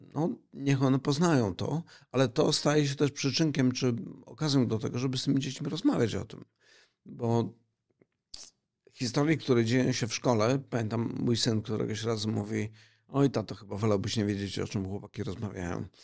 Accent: Silesian Voivodeship, Poland; Bo ja pochodzę ze Śląska.

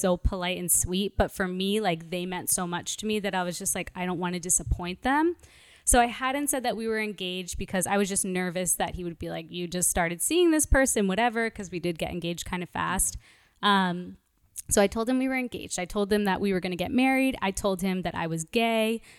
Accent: New York, United States; moved away as an adult; now in Los Angeles, United States; I'm originally from Brooklyn, New York

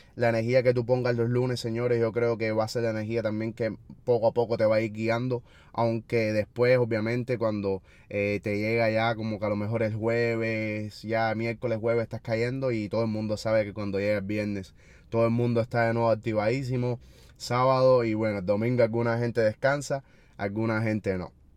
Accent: Cuba; nosotros los cubanos

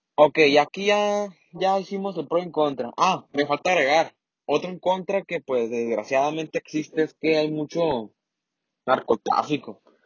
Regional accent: Mexicali, Baja California, Mexico; accent: norteño, like Mexicali; also born or lived in Sinaloa; yo soy de Sinaloa. No tengo el acento de allá tal como es, pero mi familia un poco. Entonces, se me ha, se me pega un poquito, ¿no? Pero no. La verdad, considero que mi acento es normal, como aquí en Mexicali

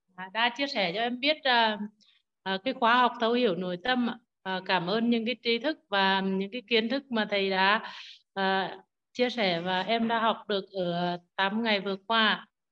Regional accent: Nghệ An, Vietnam; accent: Nghệ An; em là người nghệ an nên tiếng hơi khó nghe

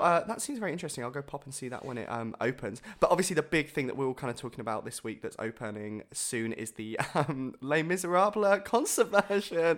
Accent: Bournemouth, South West England, United Kingdom; I was born in Bournemouth

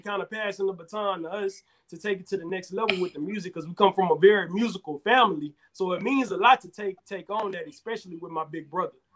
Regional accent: Houston, Texas, United States; now in Atlanta, United States; I'm originally from Houston, Texas, currently residing in Atlanta, Georgia

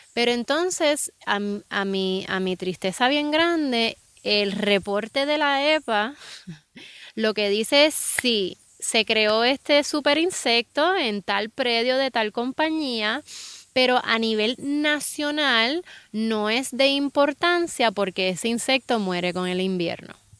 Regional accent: Puerto Rico; en Puerto Rico tenemos muchas ventajas. O sea, estamos viviendo en un país

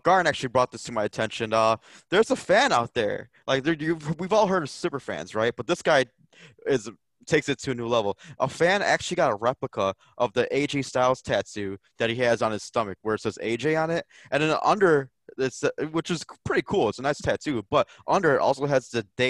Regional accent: Chicago, Illinois, United States; we're from Chicago

